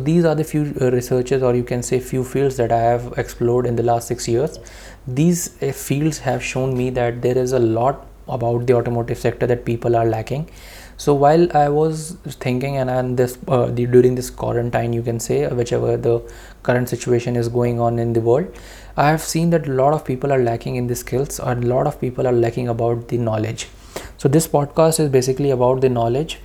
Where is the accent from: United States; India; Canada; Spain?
India; as an Indian